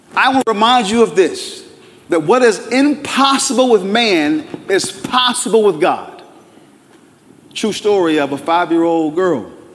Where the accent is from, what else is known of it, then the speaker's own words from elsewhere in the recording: Durham, North Carolina, United States; I'm a Durham boy, born and raised in Durham